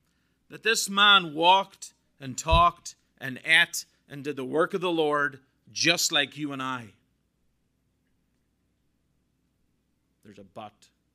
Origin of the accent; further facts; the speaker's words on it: Northern Ireland, United Kingdom; Now, as a Brit, I'm Irish, but I'm also British. Work that one out.